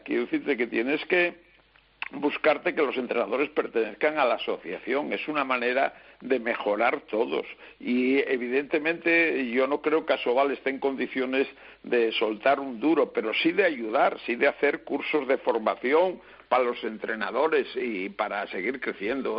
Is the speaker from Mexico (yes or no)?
no; Spain; Somos españoles